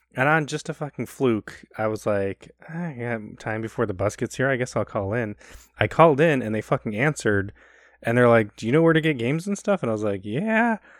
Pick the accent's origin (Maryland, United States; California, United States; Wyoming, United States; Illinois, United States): Illinois, United States; Chicago; growing up in Chicago